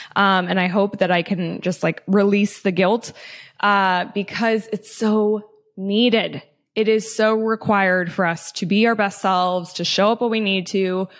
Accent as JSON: {"language": "English", "town": "Loveland", "region": "Colorado", "country": "United States", "tie": "born or raised there", "also_born_or_lived": "Denver, Colorado", "moved": "as an adult", "said": "I'm from Loveland, Colorado, uh, born and raised, lived twenty-four years in northern Colorado"}